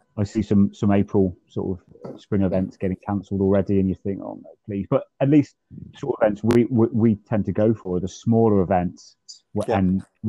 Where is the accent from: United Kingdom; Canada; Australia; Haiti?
United Kingdom; Worcester, West Midlands; we're both from Worcester, which is the home of the sauce